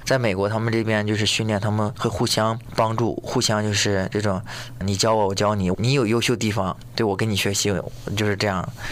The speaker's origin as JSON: {"language": "Chinese", "country": "China", "tie": "born or raised there", "moved": "yes", "lives_now": "United States", "said": "我小时候在国内比赛嘛"}